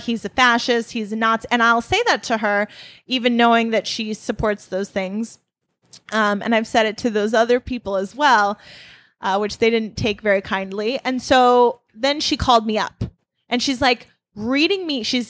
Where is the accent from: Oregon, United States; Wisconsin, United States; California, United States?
Wisconsin, United States; I'm from Wisconsin, and Wisconsin, I would say, is mostly Trump country right now